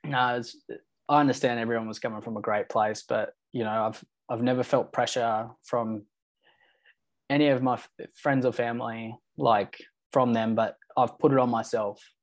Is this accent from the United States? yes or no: no; Noongar, Western Australia, Australia; I introduce myself as a Noongar man first and foremost